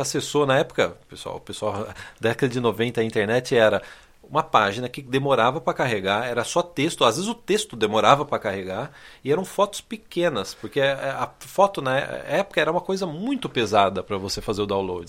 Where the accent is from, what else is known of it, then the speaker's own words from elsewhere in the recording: Brazil; a primeira vez que a gente saiu do Brasil em 93